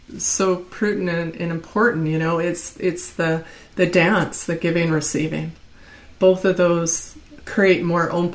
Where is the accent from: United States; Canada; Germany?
Canada; moved away; I'm from Canada